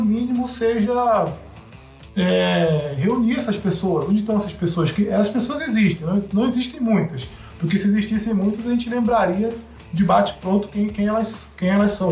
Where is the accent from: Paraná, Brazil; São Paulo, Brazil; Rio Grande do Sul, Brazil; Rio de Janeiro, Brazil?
Rio de Janeiro, Brazil; eu cresci no Rio de Janeiro e eu cresci na Zona Oeste, na Zona Oeste do Rio de Janeiro